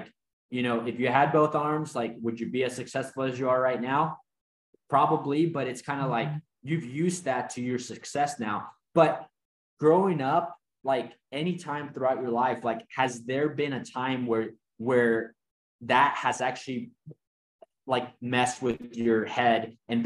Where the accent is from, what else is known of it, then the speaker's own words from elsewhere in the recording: Mexico; now in United States; I grew up in Mexico and grew up super poor and had a crazy, story of coming here to the United States.